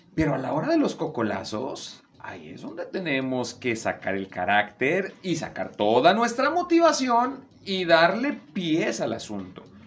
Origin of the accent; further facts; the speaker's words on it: Veracruz, Mexico; moved away; yo que vengo de Veracruz